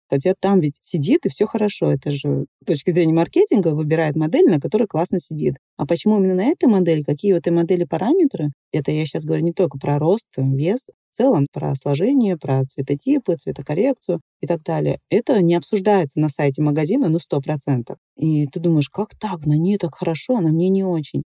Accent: Dagestan, Russia; moved away; я уехала из Дагестана

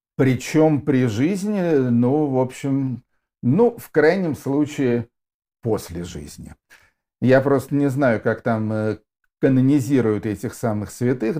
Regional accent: Yaroslavl, Yaroslavl Oblast, Russia; Я тоже уроженец города Ярославля

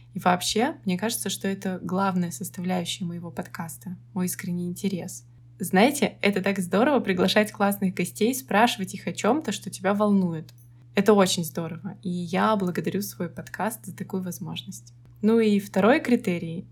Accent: Saint Petersburg, Russia; я коренная петербурженка

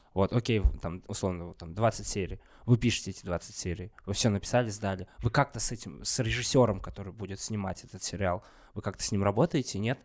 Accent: Kazakhstan; я казах

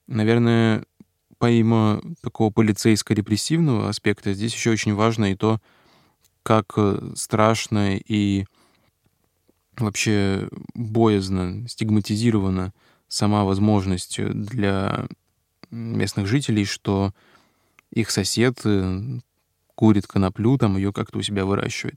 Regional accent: Russian Far East, Russia; на Дальнем Востоке, откуда я родом

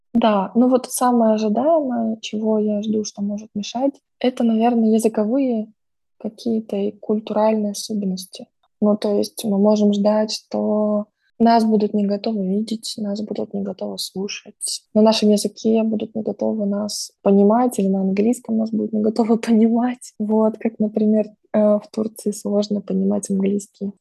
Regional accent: Odesa, Odesa Oblast, Ukraine; also born or lived in Russia; now in Turkey; мои родители в Одессе, и там мой родной город и дом

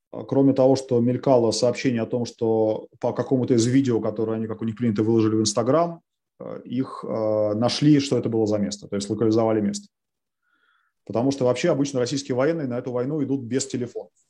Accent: Ukraine; Я украинец, ну, просто потому что я украинец, да, вот это такой факт моей биографии, что моя бабушка из Бердянска.

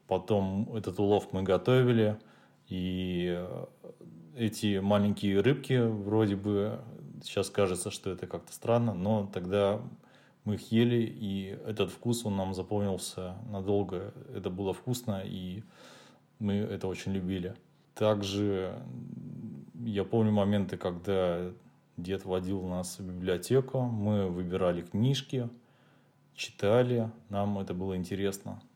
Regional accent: Volosovo, Leningrad Oblast, Russia; я родился в городе Волосово, это Ленинградская область

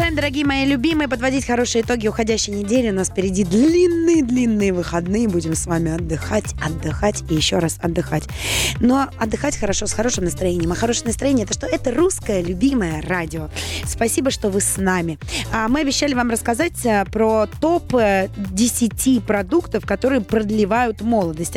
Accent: Saint Petersburg, Russia; now in Moscow, Russia; я петербурженка, не, не москвичка, и училась я а, в Петербурге

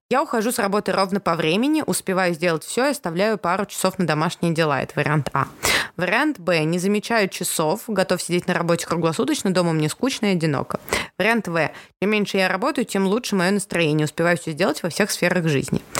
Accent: Armenia; Потому что я армянка.

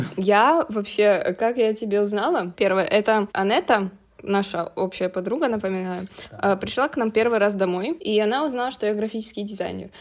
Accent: Ukraine; я из Украины

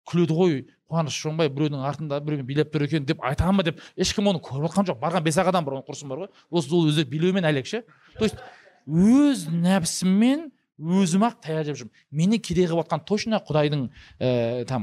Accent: Kazakhstan; қазақты сынау өйткені мен қазақпын ешкім маған ренжімейді

